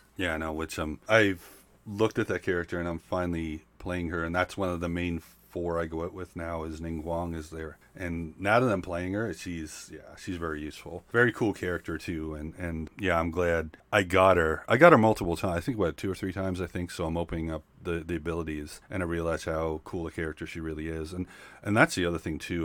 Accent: Nova Scotia, Canada; I'm from Nova Scotia

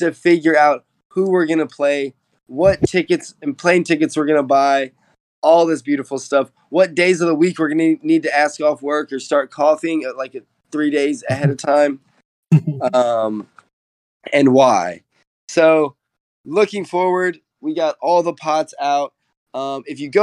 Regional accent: United States; as an American.

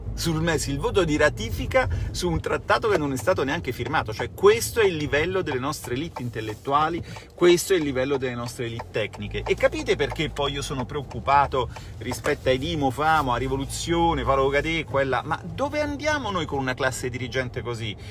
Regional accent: Italy

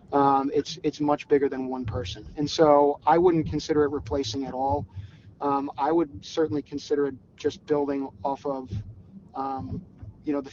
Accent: Philadelphia, Pennsylvania, United States; I grew up in the Philadelphia area.

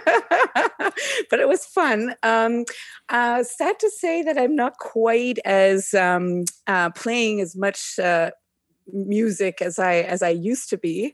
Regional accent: Canada; moved away as an adult; also born or lived in India / Egypt / Cambodia / Germany; I never really quite felt a hundred percent at home in Canada growing up.

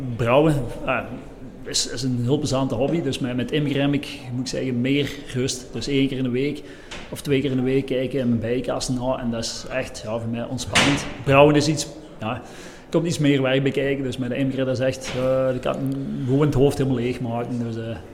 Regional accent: Lommel, Flanders, Belgium; we zijn van Lommel, ehm, dus ongeveer 30, 35 kilometer van, van hier

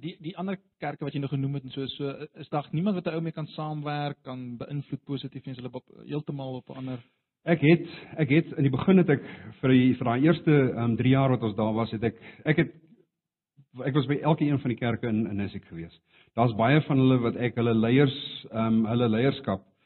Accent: South Africa; Afrikaans is a second language; moved away as an adult; now in India; ek het altyd geantwoord van Suid-Afrika af

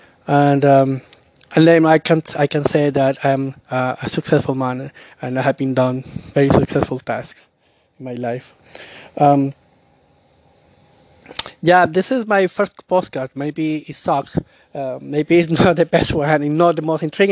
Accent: Colombia; now in Canada; I'm from Colombia, and now I live in Canada. So at that time, I was living in Colombia

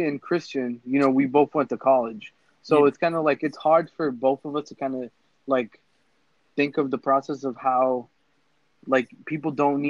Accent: Lawrence, Massachusetts, United States; we're from Lawrence

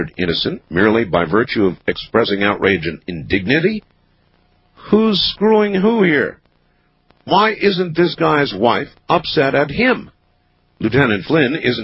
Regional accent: Camp Lejeune, North Carolina, United States; My mother was a drill instructor at Camp Lejeune, which is where I was born in North Carolina.

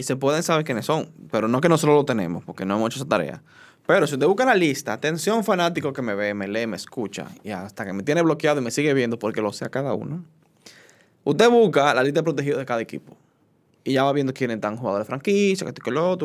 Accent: Dominican Republic; soy dominicano

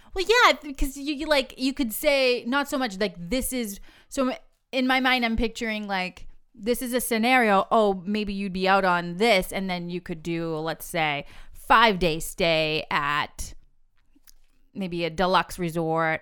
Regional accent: New England, United States; we are from New England

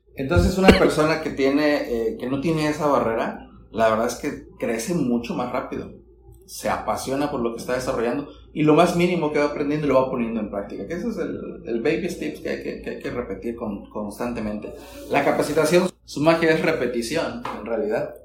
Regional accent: Sinaloa, Mexico; yo soy originario de Sinaloa

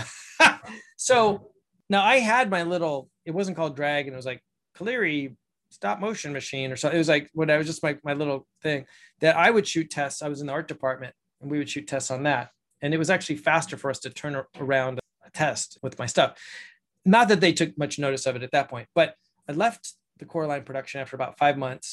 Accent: Ojai, California, United States; my hometown here in Ojai

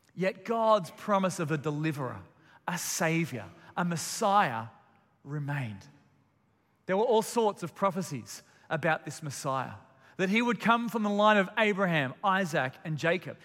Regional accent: Melbourne, Victoria, Australia; I've got very fond memories of Christmas morning growing up in Melbourne

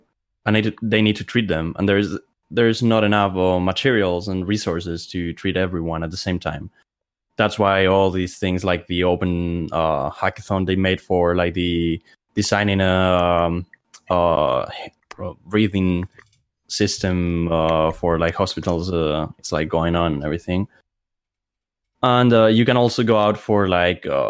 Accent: Spain; also born or lived in Madrid; I'm from Spain and I live in Madrid

